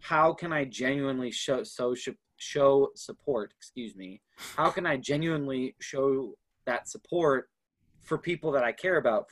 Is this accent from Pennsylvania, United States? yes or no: no; Minneapolis, Minnesota, United States; also born or lived in Baltimore, Maryland / Houston, Texas; So Twin Cities has always been home for me